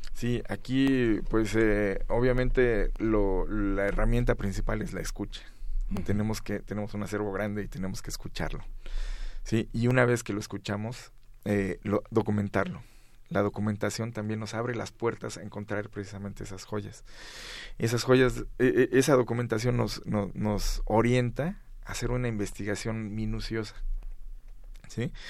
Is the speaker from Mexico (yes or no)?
yes; Mexico; como mexicanos